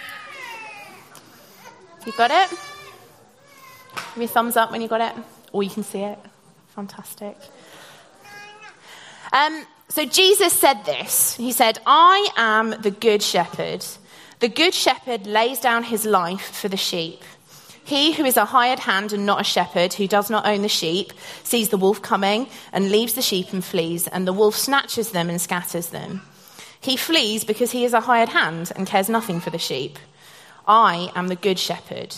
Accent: Norfolk, East of England, United Kingdom; I grew up in Norfolk

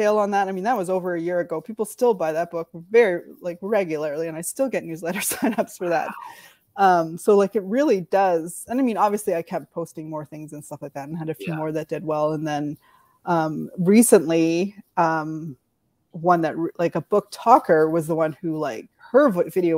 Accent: Canada; I grew up in Canada

